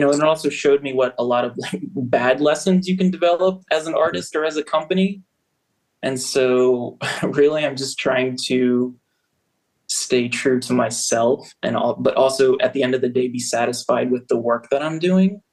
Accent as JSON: {"language": "English", "area": "Prince George's County, outside DC", "region": "Maryland", "country": "United States", "tie": "born or raised there", "moved": "yes", "lives_now": "Baltimore, United States", "said": "I grew up uh, right outside of DC, Prince George's County."}